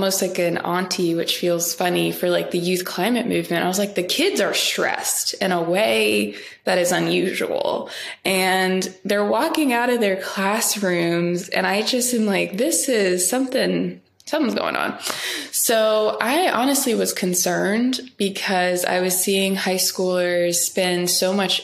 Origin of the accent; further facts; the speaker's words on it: Ferguson, Missouri, United States; my hometown in Ferguson